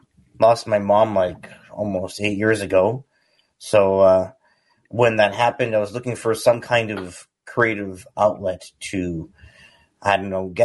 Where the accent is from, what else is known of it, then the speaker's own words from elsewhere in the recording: British Columbia, Canada; I'm from British Columbia, Canada.